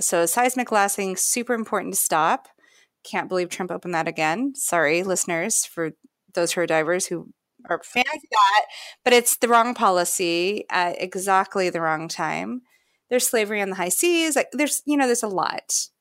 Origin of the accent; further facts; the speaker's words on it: Fairbanks, Alaska, United States; I remember growing up in Fairbanks, Alaska